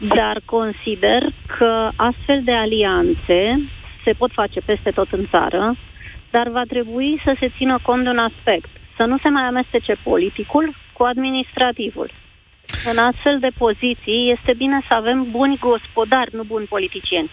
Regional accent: Bucharest, Romania; din București sunt

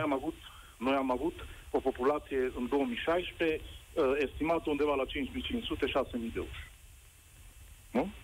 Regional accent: Covasna County, Romania; sunt de la Covasna

